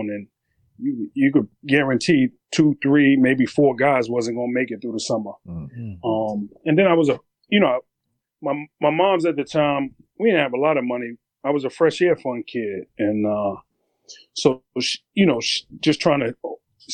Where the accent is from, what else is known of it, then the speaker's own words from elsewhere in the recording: New York City, New York, United States; I grew up in Brooklyn back in the late 80s, early 90s